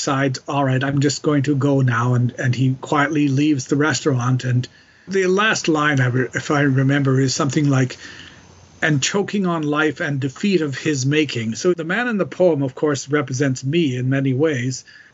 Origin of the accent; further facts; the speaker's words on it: Calgary, Alberta, Canada; moved away as an adult; also born or lived in Montreal; quite different from Calgary, where I grew up